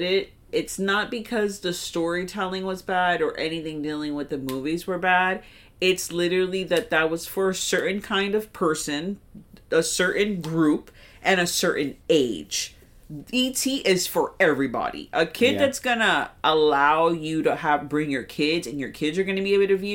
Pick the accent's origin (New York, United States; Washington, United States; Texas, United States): New York, United States; I'm in my hometown, so I'm gonna be in New York